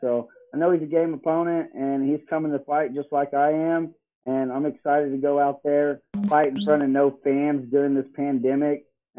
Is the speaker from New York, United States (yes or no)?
no; Tulsa, Oklahoma, United States; I was born and raised in Tulsa, Oklahoma. I'm 13-5 as a professional.